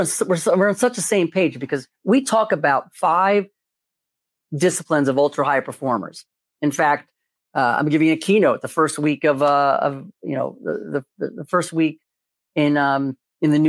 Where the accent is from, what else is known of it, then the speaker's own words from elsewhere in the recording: Philadelphia, Pennsylvania, United States; I'm from Philadelphia.